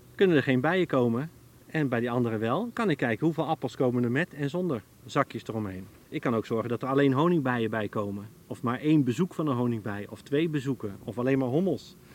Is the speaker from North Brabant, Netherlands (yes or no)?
no; Veluwe, Gelderland, Netherlands; Ik groeide op op de Veluwe